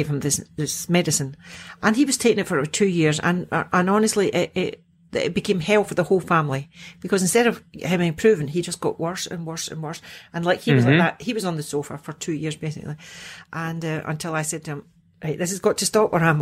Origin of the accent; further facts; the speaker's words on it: Scotland, United Kingdom; I'm Scottish